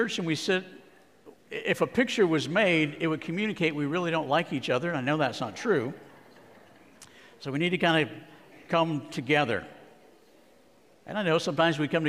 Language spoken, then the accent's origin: English; Arizona, United States; my home state of Arizona